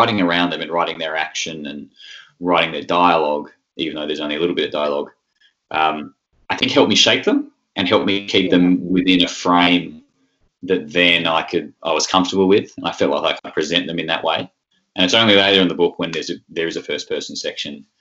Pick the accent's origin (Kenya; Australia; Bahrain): Australia; Tasmania; I come from Tasmania